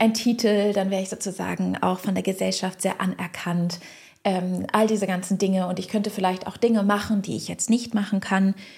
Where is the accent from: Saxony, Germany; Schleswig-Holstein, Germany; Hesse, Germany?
Schleswig-Holstein, Germany; moved away as an adult; now in Heidelberg, Germany; Wir kommen woanders her, aus dem Norden von Deutschland, aus Schleswig-Holstein.